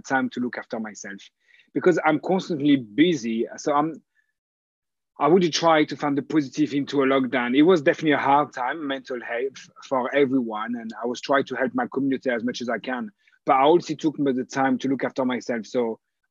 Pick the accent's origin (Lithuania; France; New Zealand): France; English is a second language; now in United Kingdom; I'm French.